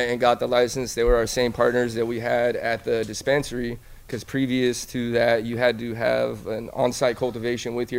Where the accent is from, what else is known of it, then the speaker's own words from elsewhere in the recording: Los Angeles, California, United States; I'm from Granada Hills